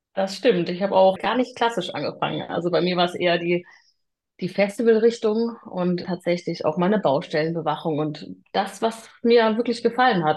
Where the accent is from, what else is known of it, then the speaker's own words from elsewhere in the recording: Freiburg im Breisgau, Baden-Württemberg, Germany; moved away as an adult; also born or lived in Hamburg; now in Lower Saxony, Germany; komme gebürtig aus Freiburg im Breisgau